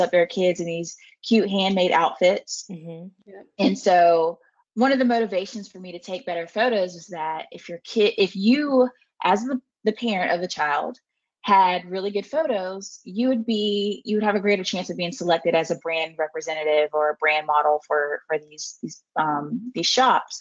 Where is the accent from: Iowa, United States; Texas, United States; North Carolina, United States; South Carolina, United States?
South Carolina, United States; moved away as an adult; also born or lived in upstate New York; I am from South Carolina